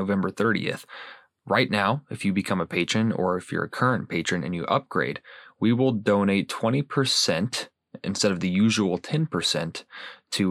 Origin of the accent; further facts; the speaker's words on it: Houston, Texas, United States; moved away as an adult; now in Minnesota, United States; I'm originally from Houston, Texas